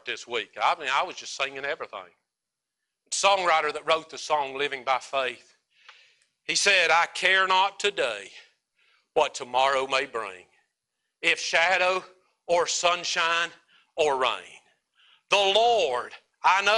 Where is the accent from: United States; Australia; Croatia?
United States; as American Christians